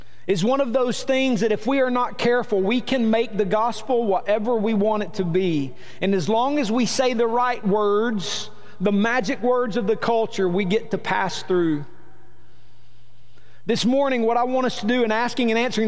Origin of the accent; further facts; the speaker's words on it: Rome, Georgia, United States; I'm from Rome, Georgia. I was born and raised here.